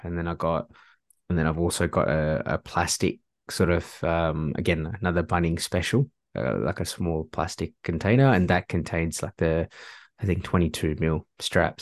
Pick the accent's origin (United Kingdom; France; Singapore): Singapore; moved away; I'm originally from Singapore